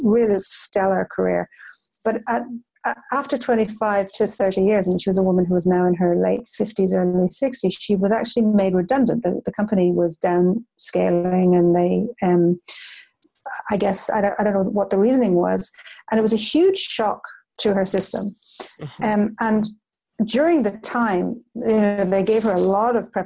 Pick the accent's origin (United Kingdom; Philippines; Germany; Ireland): Ireland; when I was a child growing up in Ireland